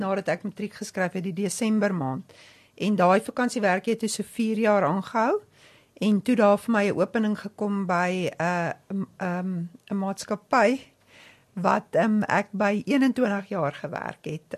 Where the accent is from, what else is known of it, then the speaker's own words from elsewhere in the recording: Odendaalsrus, Free State, South Africa; ek kom van die Vrystaat af. Ek is in Oondalsrus gebore.